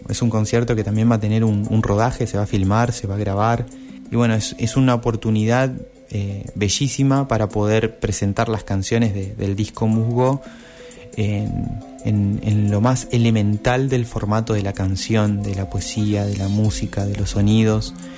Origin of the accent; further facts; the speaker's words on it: Concordia, Entre Ríos, Argentina; Soy una persona que creció en el entorno de los humedales, soy de Entre Ríos, de Concordia crecí a, orillas de un arroyo